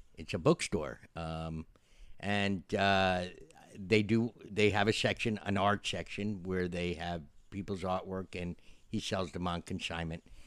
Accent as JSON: {"language": "English", "town": "Yonkers", "region": "New York", "country": "United States", "tie": "born or raised there", "said": "a scene that was filmed in Yonkers, which is in my hometown"}